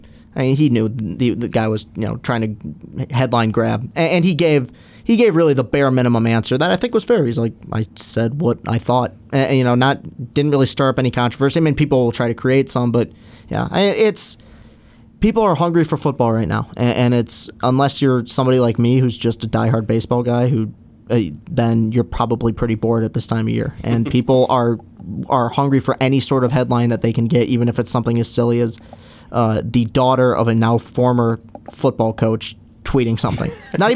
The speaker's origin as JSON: {"language": "English", "town": "Lansing", "region": "Michigan", "country": "United States", "said": "I'm from Lansing"}